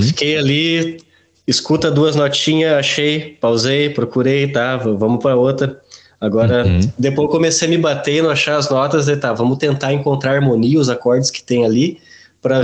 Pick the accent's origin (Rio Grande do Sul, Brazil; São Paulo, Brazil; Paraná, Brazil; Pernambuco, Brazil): Rio Grande do Sul, Brazil; brasileiro do Rio Grande do Sul